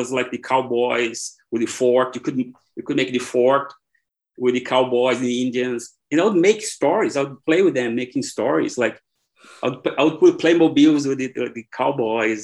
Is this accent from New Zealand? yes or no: no; Brazil; English is a second language; moved away as an adult; also born or lived in Ireland; I was born here in Brazil, and soccer is everywhere, in school, everywhere